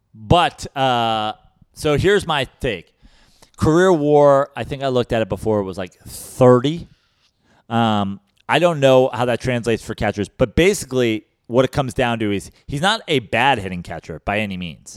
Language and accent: English; New York, United States; now in Venice, Los Angeles, United States; I'm from New York.